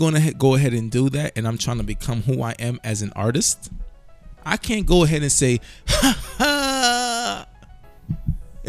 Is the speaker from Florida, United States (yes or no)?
no; New York City, New York, United States; moved away as an adult; now in Baltimore, United States; But as a New Yorker, not living in New York anymore, I live in Baltimore now.